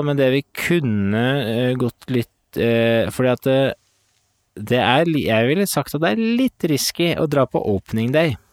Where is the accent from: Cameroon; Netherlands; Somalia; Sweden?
Sweden; Norwegian is a second language; now in Denmark; Jeg er svensk som bor i Danmark.